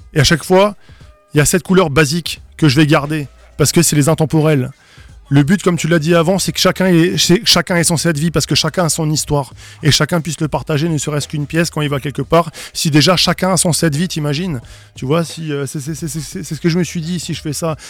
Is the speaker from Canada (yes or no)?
no; Strasbourg, Grand Est, France; je suis alsacien et strasbourgeois de naissance